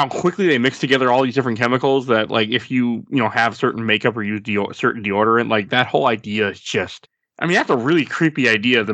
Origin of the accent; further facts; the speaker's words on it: Milwaukee, Wisconsin, United States; I come from Milwaukee